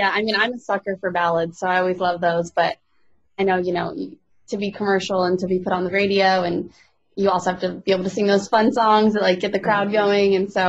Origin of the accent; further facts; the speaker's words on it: Colorado, United States; moved away as an adult; now in Nashville, United States; I'm originally from Colorado, and this year in July, I moved to Nashville, Tennessee full time.